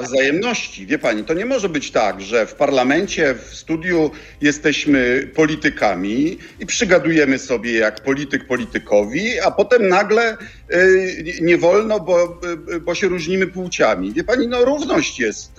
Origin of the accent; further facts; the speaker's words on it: Bydgoszcz, Kuyavian-Pomeranian Voivodeship, Poland; jestem chłopakiem z podwórka z Bydgoszczy